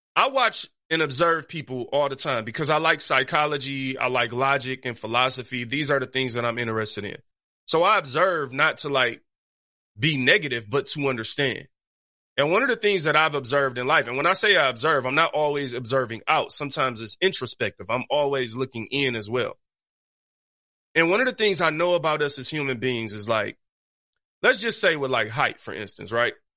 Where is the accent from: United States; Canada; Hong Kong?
United States; Detroit, Michigan; I grew up on Seven Mile East Side Detroit in the hood